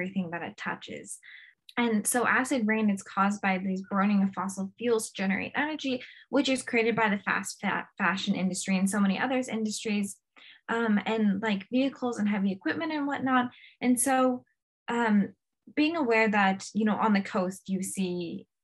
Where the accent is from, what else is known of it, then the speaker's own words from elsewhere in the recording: California, United States; I've been fortunate enough to, you know, grow up and be able to, you know, see a beautiful California beach my entire life